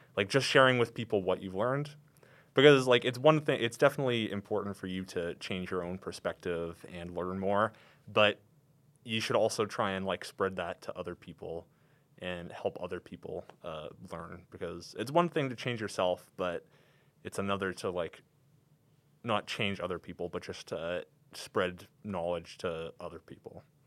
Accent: Calgary, Alberta, Canada; I'm from here in Calgary, you know. I've never, never lived anywhere else but here

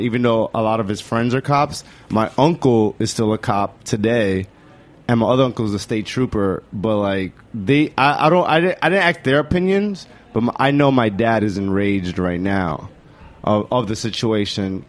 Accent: New York City, New York, United States; also born or lived in Bushwick, New York City; I grew up in the Lower East Side

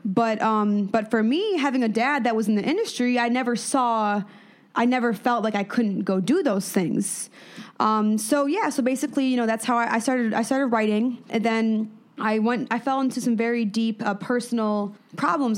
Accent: Madison, Wisconsin, United States; moved away; born in Madison. Um, my family was all from Chicago, but I was born in Madison.

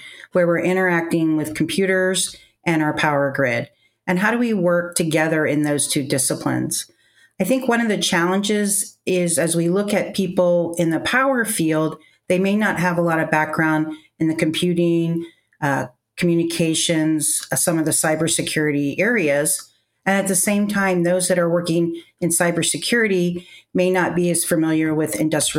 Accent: Virginia, United States; I grew up in Virginia

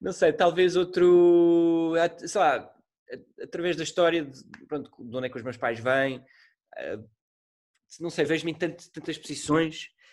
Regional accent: Portugal; sendo português

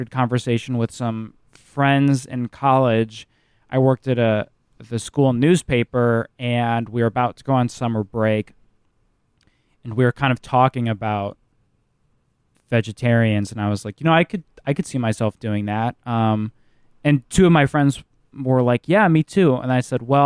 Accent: Midwest, United States; growing up in the Midwest

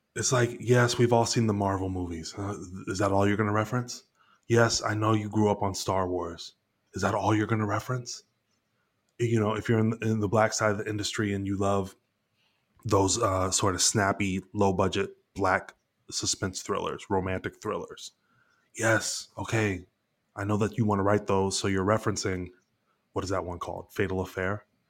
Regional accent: Dayton, Ohio, United States; now in Los Angeles, United States; I'm from Ohio

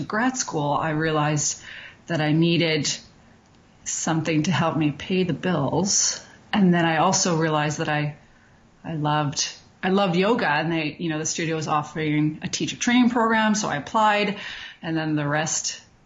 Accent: Montreal, Quebec, Canada; now in Calgary, Canada; I'm from Montreal originally

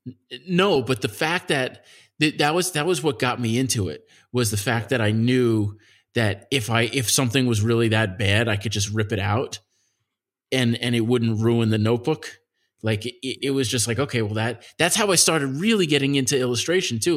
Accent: Nassau County, Long Island, New York, United States; I grew up in Nassau County, which is next to Queens.

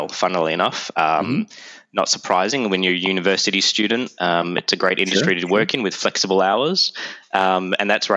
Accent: Melbourne, Victoria, Australia; accent: Aussie; moved away as an adult; now in Toronto, Canada; my Aussie accent

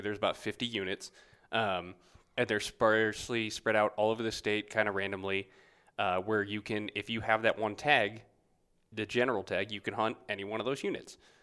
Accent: Wisconsin, United States; moved away; also born or lived in Tennessee; I grew up in the Midwest in Wisconsin and then spent some of my formative years also in Tennessee

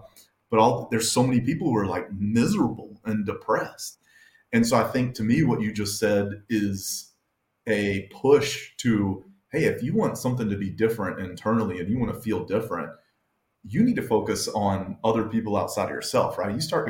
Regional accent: the South, United States; we're both from the South and we're white guys.

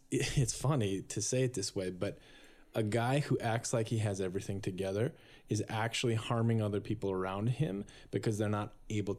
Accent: Minnesota, North Dakota, United States; I grew up in North Dakota.

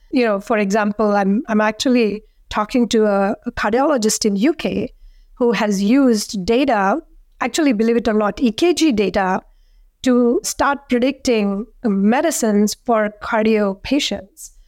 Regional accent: India; now in McLean, United States; growing up in India

